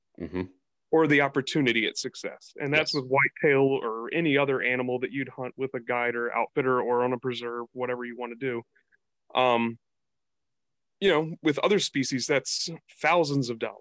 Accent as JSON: {"language": "English", "region": "East Coast", "country": "United States", "tie": "born or raised there", "moved": "yes", "said": "I growing up on the East Coast"}